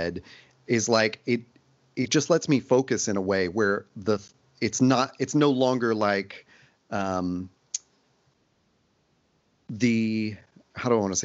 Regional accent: Nashville, Tennessee, United States; I grew up in Nashville

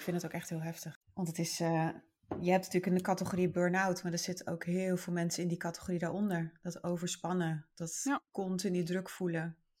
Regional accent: northern Netherlands, Netherlands; ik ben wel een Noord-Nederlander

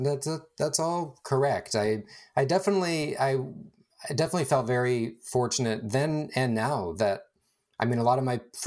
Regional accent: California, United States; Born and raised in Northern California, the East San Francisco Bay.

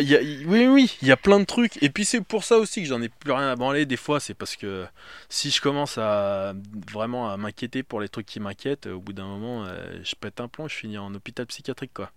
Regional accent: France; now in Paris, France; je suis français, j'ai grandi en province

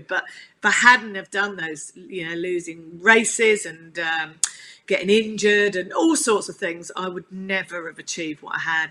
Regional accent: Chigwell, East of England, United Kingdom; I um, grew up on, on a farm in Chigwell in Essex, which was the nearest uh, farm to London

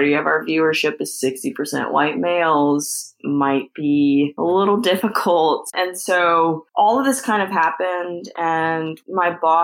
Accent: Baton Rouge, Louisiana, United States; I'm from Baton Rouge and I worked with LSU Athletics for a little bit

